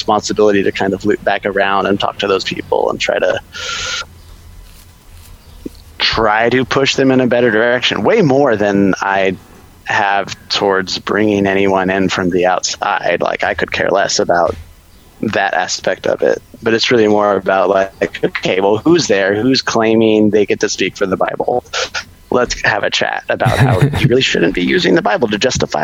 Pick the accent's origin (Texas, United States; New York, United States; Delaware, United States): Texas, United States; Austin; I grew up in Texas, so that was in Austin